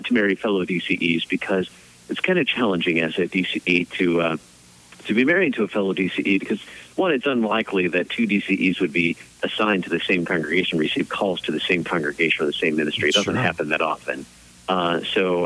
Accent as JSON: {"language": "English", "region": "Missouri", "country": "United States", "also_born_or_lived": "Chicago, Illinois", "moved": "yes", "said": "I'm originally from Missouri and came back to Missouri a few years ago"}